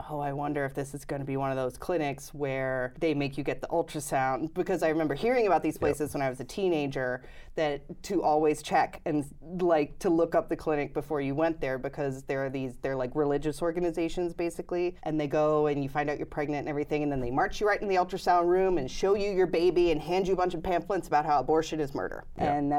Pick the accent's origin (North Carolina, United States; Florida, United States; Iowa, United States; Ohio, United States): Ohio, United States; Cincinnati; Cincinnati, Ohio.